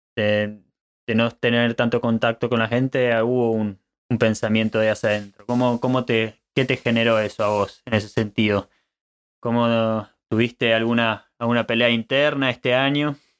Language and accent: Spanish; Argentina; moved away as an adult; now in Germany; Nací en Argentina, pero tuve la oportunidad de vivir en diferentes países. Luego de recorrer varios lugares, me encuentro en Alemania construyendo una vida